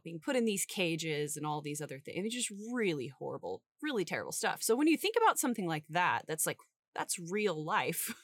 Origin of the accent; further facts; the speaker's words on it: St. Joseph, Missouri, United States; the Glore Psychiatric Museum in my hometown